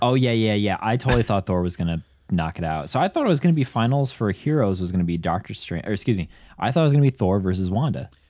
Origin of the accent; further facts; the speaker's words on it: Midwest, United States; now in Chicago, United States; as a Midwesterner in Chicago